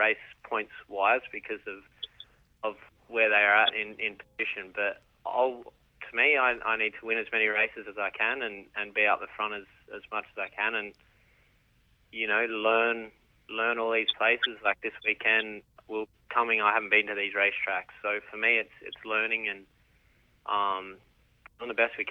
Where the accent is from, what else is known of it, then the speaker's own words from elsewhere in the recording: Alice Springs, Northern Territory, Australia; moved away; We're from Alice Springs, which, if no one knows, it's right in the middle of the outback in the center of Australia there